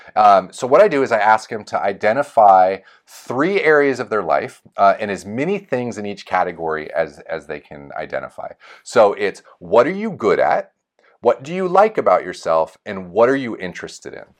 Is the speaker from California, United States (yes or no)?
yes; Folsom, California, United States; my hometown of Folsom.